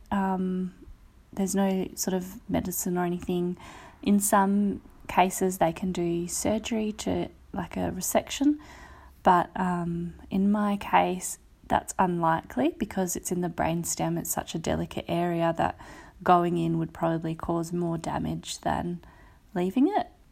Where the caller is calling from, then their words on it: Perth, Western Australia, Australia; I'm calling from Perth in, um, W A on Wadjak Country